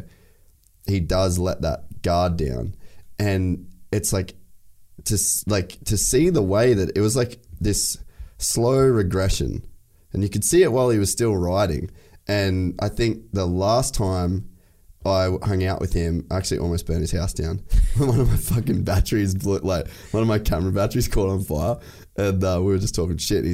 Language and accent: English; Cairns, Queensland, Australia; moved away as an adult; also born or lived in United States; I grew up in Cairns.